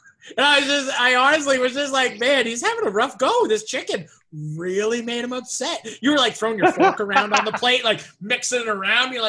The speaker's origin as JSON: {"language": "English", "town": "Los Angeles", "region": "California", "country": "United States", "tie": "born or raised there", "said": "growing up on the West Side of LA."}